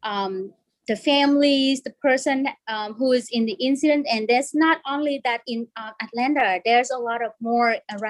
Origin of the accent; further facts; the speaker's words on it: Vietnam; English is a second language; moved away as an adult; now in United States; I was born in Vietnam and came here when I was 20